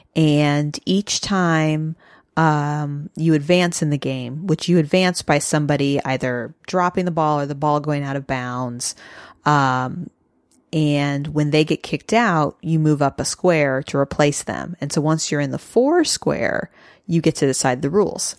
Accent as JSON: {"language": "English", "region": "Midwest", "country": "United States", "tie": "born or raised there", "said": "I grew up in the Midwest"}